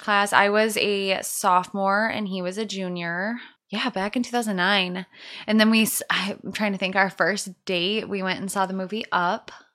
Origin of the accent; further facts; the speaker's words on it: Escanaba, Michigan, United States; moved away; I'm from Escanaba